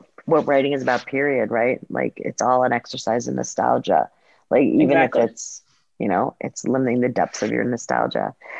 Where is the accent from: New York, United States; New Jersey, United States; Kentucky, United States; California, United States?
New Jersey, United States; also born or lived in Israel / Montreal; I was born in Israel, and then my family's from Canada. They're from Montreal. So we went back to Montreal and then eventually moved to a bunch of different places in the States. And settled ultimately in New Jersey